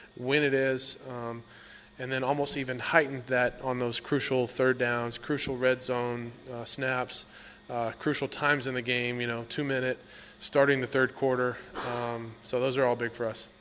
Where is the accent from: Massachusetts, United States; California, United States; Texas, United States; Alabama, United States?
Texas, United States; moved away as an adult; now in Washington, D.C., United States; I grew up, uh, in Texas, obviously Cowboy country